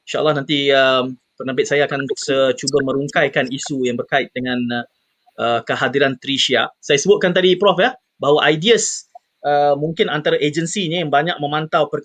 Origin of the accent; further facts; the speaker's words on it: Malaysia; Jadi sebagai rakyat Malaysia yang prihatin, uh, kita seharusnya cakna